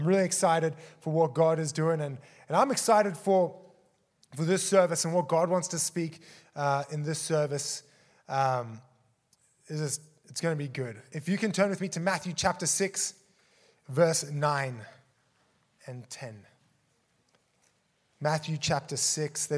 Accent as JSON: {"language": "English", "country": "Australia", "tie": "born or raised there", "also_born_or_lived": "South Africa", "said": "I'm from South Africa, was born there, immigrated to Australia when I was four with my family, grew up there"}